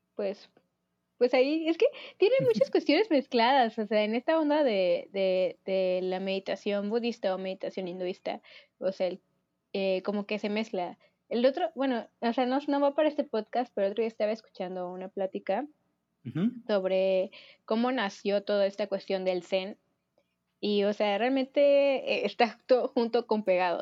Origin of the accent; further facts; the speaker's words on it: Mexico; somos mexicanos